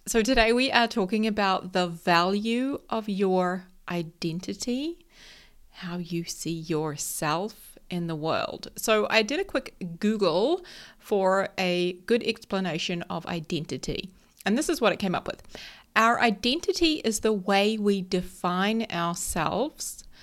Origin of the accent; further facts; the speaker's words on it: New Zealand; I am a Kiwi. So if anyone who doesn't know, that just means a New Zealander. We call ourselves Kiwis